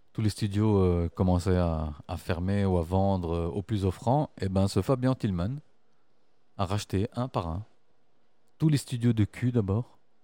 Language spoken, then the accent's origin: French; Brussels, Brussels-Capital Region, Belgium; je suis Bruxellois, je suis pas Belge